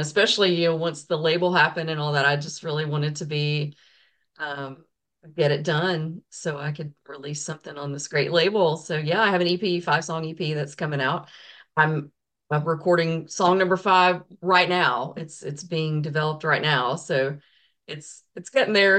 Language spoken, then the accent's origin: English; the South, United States; I'm from the South, so I was raised in a Baptist church